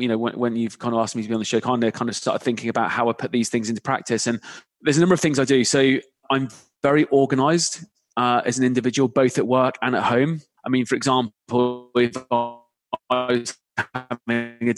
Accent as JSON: {"language": "English", "area": "the Cotswolds", "region": "South West England", "country": "United Kingdom", "tie": "born or raised there", "moved": "as an adult", "lives_now": "London, United Kingdom", "said": "I grew up in the Cotswolds, had an interesting growing up life"}